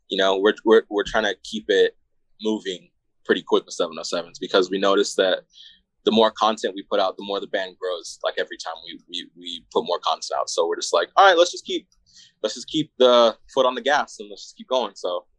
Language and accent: English; Phoenix, Arizona, United States; we're from Arizona, like for sure, for sure.